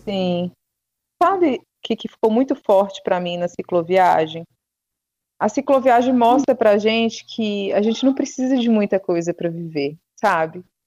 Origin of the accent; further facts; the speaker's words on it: Serro, Minas Gerais, Brazil; now in Campinas, Brazil; a minha cidade, que é a penúltima cidade da Estrada Real, que é o Cerro